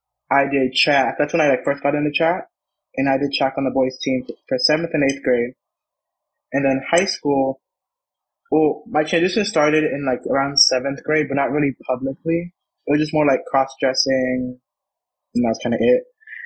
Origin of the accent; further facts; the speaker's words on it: Atlanta, Georgia, United States; born there; also born or lived in Connecticut; So I was born in Georgia, Atlanta, and then I kind of moved around a little bit. And then my family and I kind of settled in Connecticut.